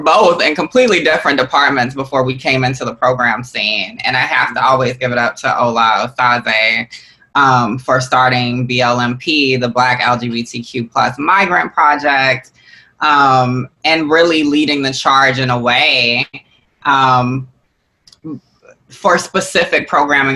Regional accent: Georgia, United States; I'm not from New Orleans. I'm not from Louisiana. I'm from Georgia. I'm a Southern woman

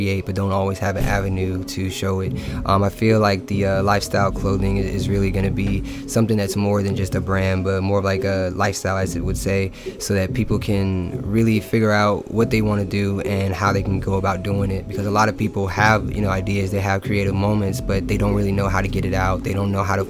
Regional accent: Virginia Beach, Virginia, United States; I'm actually from Virginia Beach.

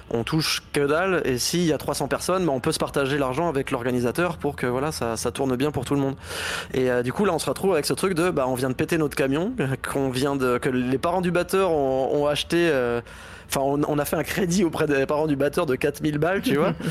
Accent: Laval, Pays de la Loire, France; on vient de Laval donc on sait ce que c'est que de pas avoir de concert

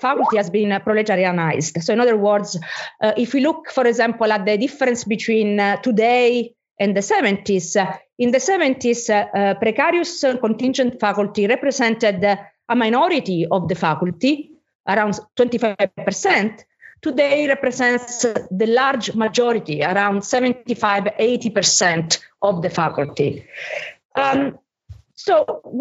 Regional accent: Italy; I'm from Italy

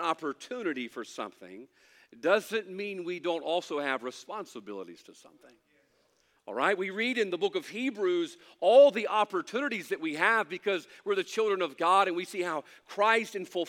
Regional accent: United States; I'm thankful to be an American

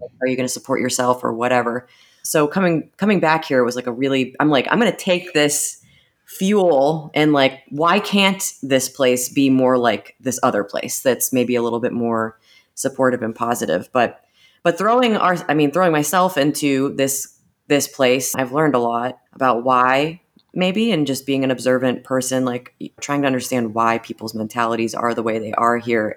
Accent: Erie, Pennsylvania, United States; also born or lived in Michigan / Chicago / Austin; I am from Erie, P A. I moved back here five years ago from Michigan, Chicago, Austin

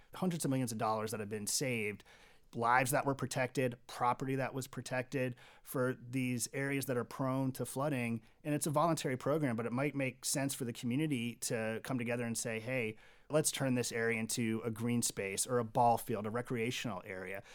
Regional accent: Kansas City, Missouri, United States; I'm from the Kansas City area and I've got three younger children

